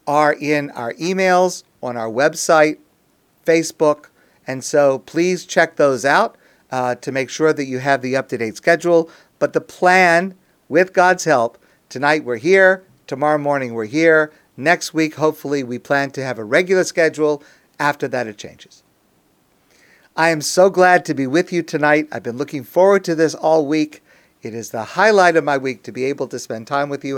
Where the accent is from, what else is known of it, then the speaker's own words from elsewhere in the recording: United States; I am an American.